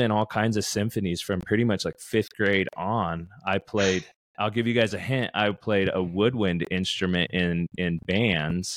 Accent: Utah, United States; I'm from Utah

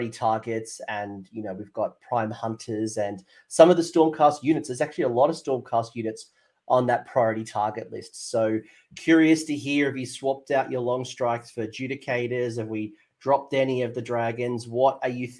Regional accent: Australia; me as an Australian

